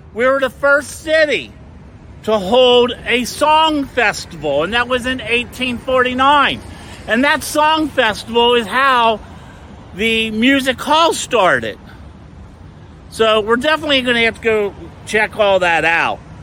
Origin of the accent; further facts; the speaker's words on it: Cincinnati, Ohio, United States; moved away as an adult; now in Fort Lauderdale, United States; this is where I was born and raised and lived here until I was about 40 something years old